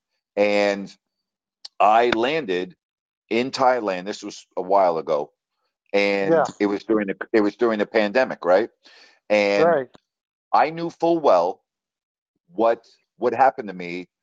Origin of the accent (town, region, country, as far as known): United States